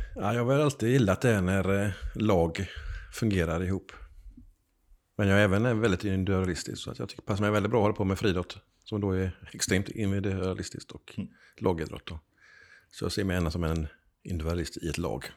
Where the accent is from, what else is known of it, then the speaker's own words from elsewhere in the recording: Gothenburg, Västra Götaland, Sweden; jag är född i Backa på Hisingen.